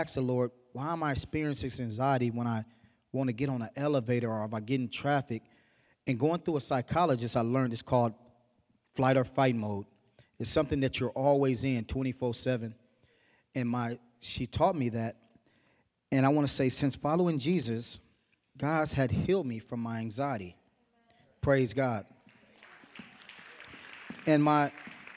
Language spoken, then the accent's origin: English; Berkeley, California, United States; I grew up in Berkeley